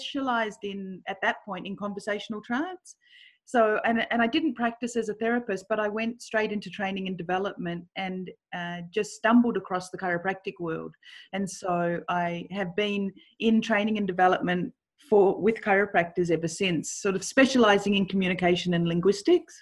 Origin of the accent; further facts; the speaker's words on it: Melbourne, Victoria, Australia; I grew up in Melbourne in Australia